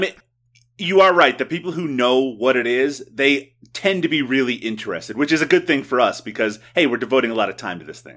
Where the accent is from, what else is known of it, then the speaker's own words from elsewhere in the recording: Newfoundland and Labrador, Canada; when I was growing up, I never ate poutine, not once. It wasn't something, uh, back in Newfoundland that was commonly available